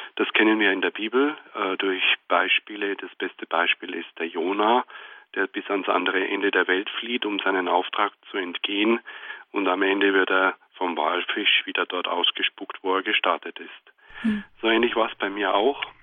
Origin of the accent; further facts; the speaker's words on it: Germany; bis dato leben wir in Deutschland